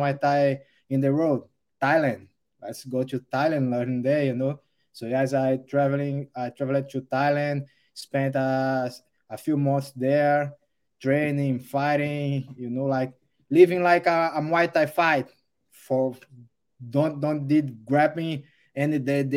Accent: Rio Grande do Norte, Brazil; English is a second language; moved away as an adult; also born or lived in Natal, Brazil; now in United States; I born in the Natal, the major city of the state, Rio Grande do Norte. And I live in with my parents in a small city, around 10,000 people till my teenage

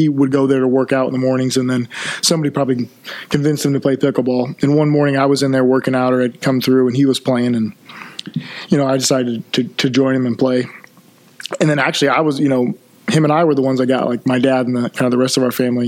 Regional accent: Columbia City, Indiana, United States; I was born and raised in Columbia City. I've lived here my whole life

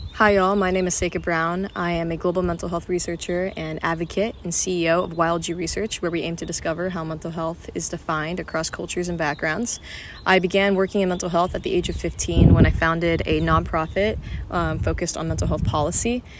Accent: Qatar; moved away as an adult; also born or lived in Malaysia; now in London, United Kingdom; I am Malaysian, but I grew up in Qatar and am now living in London for university.

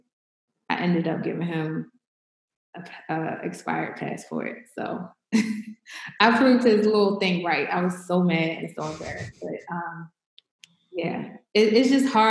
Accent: Baltimore, Maryland, United States; I'm from Baltimore City, born and raised

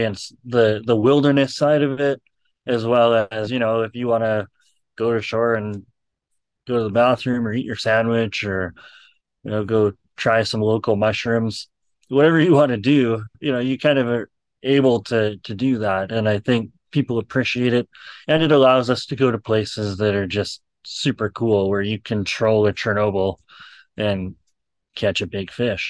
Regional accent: Alberta, Canada; moved away as an adult; now in British Columbia, Canada; I come from Alberta, where I can go just about to any river in Alberta

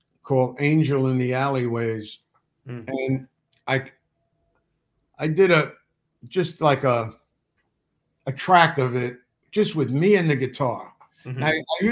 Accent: New York City, New York, United States; I grew up in the Bronx with a mother who said, don't ever ask for help.

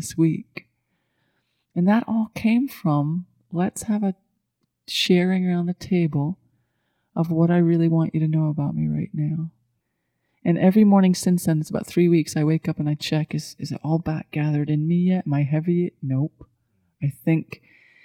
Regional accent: Scotland, United Kingdom; moved away as an adult; now in Asheville, United States; I was brought up in Scottish culture

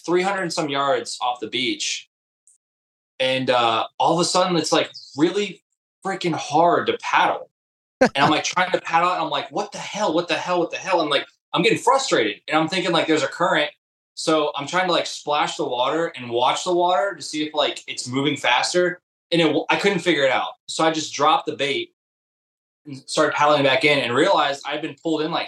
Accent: Ohio, United States; moved away as an adult; now in Florida, United States; I was born and bred, you know, raised in Ohio. I lived there until I was in my 20s.

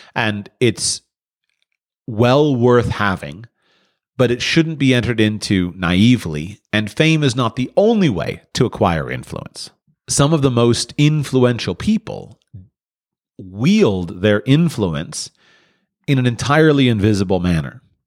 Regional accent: near Palm Beach, Florida, United States; I grew up near Palm Beach

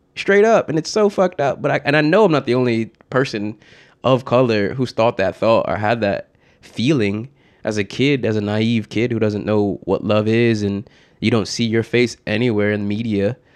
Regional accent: Norwalk, Connecticut, United States; also born or lived in Bridgeport, Connecticut; I grew up in Norwalk, Connecticut, it's like an hour outside of New York City

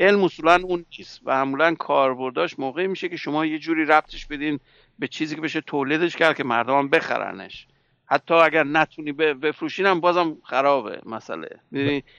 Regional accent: Iran; moved away

